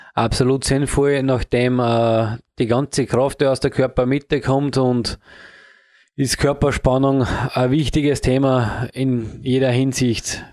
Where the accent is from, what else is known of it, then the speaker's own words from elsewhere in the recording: Upper Austria, Austria; in Oberösterreich, mhm. da wo ich herkomme